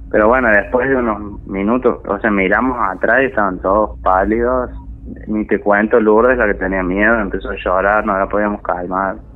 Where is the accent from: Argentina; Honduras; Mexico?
Argentina; Santiago del Estero; now in Córdoba, Argentina; Soy de Santiago del Estero, pero vivo acá hace muchos años y ya me radiqué acá